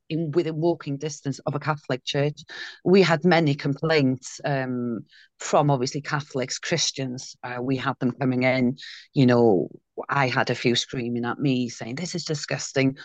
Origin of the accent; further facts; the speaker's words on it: Caernarfon, Wales, United Kingdom; was well known in Carnarvon, had been, which is my hometown